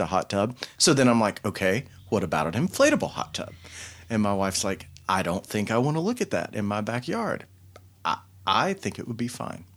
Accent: Knoxville, Tennessee, United States

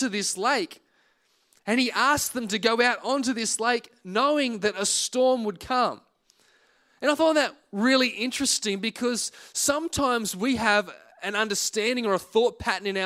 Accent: Singleton, New South Wales, Australia; moved away as an adult; now in Penrith, Australia; We moved to South Penrith from the Hunter Valley. I'd always lived in Singleton

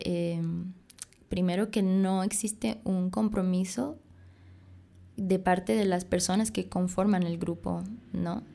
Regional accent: Bolivia; soy boliviana, nací en Bolivia, pero me digo bolibrasilera porque mi papá es brasilero y mi mamá boliviana

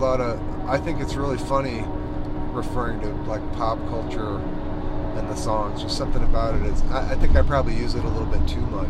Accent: South Bend, Indiana, United States; growing up in South Bend, yeah

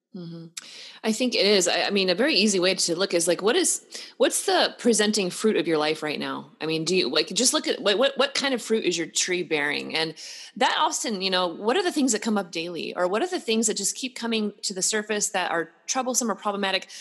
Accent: Pacific Northwest, United States; now in Texas, United States; I'm from the Pacific Northwest

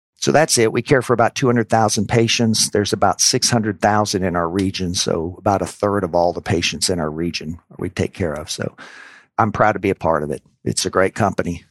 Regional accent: New Orleans, Louisiana, United States; moved away as an adult; also born or lived in Indiana; I grew up in New Orleans, Louisiana.

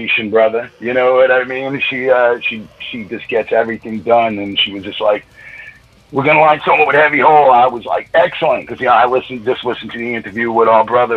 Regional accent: Middle Island, New York, United States; also born or lived in Flushing, Queens, New York; Originally, I'm from Flushing. Moved out here like '91, but I have family out here in Ridge for years, so I was always out here. I ended up going to Longwood. When I went to high school

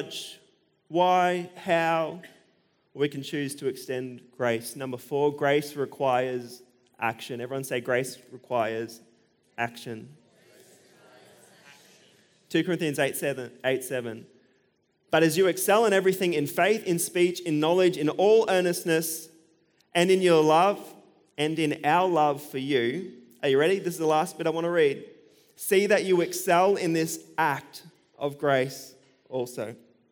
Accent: Australia; I'm an Australian

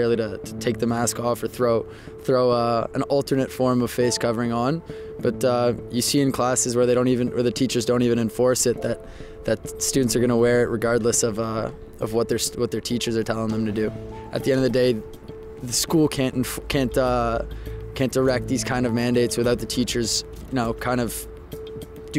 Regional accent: Toronto, Ontario, Canada; now in Waterloo, Canada; I'm from Toronto originally, grew up there, was born there.

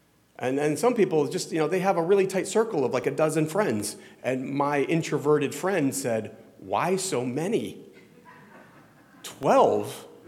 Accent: Midwest, United States; I'm from the South. I'm from the Midwest.

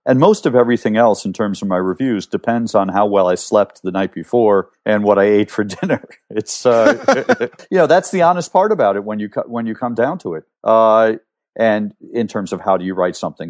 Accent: New York, United States; moved away as an adult; also born or lived in Cleveland, Ohio / England; now in Rome, Italy; I grew up mostly in New York, but I lived in Cleveland, Ohio

